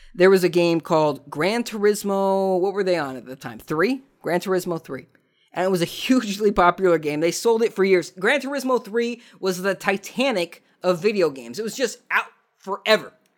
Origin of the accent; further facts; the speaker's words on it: Southern California, United States; I'm from Southern California